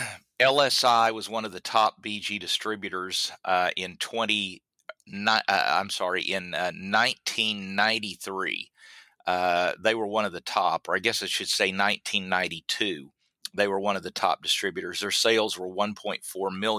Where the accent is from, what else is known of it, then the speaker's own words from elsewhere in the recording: Southwest Oklahoma, United States; I'm from Southwest Oklahoma, and we don't have any trees in Southwest Oklahoma